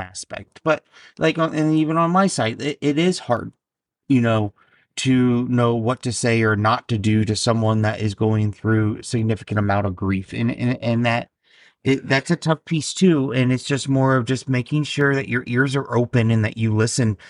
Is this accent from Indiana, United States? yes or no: yes; Indiana, United States; also born or lived in Alabama; now in New Jersey, United States; I was born and raised in Indiana, then I lived in Alabama, and now I'm in Jersey for six years.